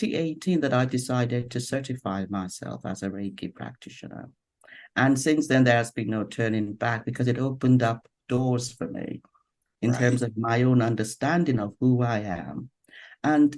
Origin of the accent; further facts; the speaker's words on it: Nigeria; now in London, United Kingdom; I'm originally from Nigeria, but I have been based in London since probably nearly 30 something years now.